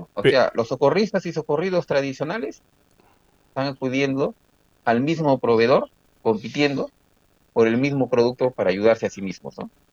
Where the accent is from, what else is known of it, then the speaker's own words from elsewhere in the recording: Chimbote, Ancash, Peru; moved away; also born or lived in Breña, Lima; Yo nací en Breña, aunque de corazón soy chimbotano y siempre seguiré chimbotano.